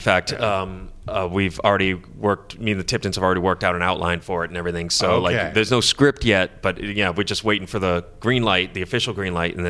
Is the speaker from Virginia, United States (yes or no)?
no; Massachusetts, United States; born or raised there